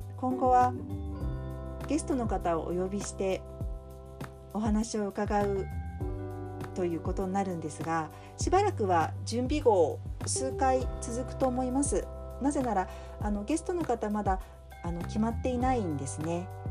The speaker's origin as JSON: {"language": "Japanese", "region": "Tokyo", "country": "Japan", "tie": "born or raised there", "moved": "as an adult", "lives_now": "Kobe, Japan", "said": "東京生まれ東京育ち"}